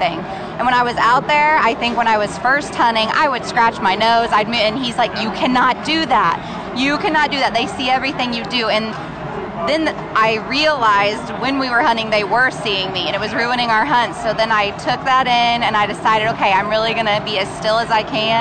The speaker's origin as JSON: {"language": "English", "town": "Savannah", "region": "Missouri", "country": "United States", "said": "from Savannah, Missouri"}